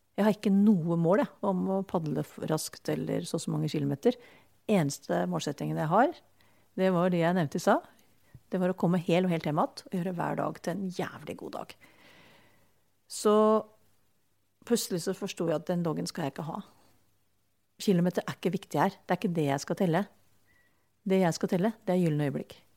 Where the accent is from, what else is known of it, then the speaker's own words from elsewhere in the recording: Eastern Norway, Norway; moved away; jeg er fra Østlandet